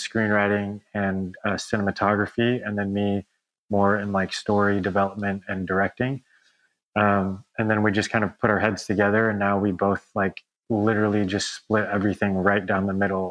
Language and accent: English; Orange County, California, United States; also born or lived in La Mirada, California; We were born in La Mirada. So it's like kind of like in between LA and Orange County. Okay. So we grew up in Orange County, kind of around that area.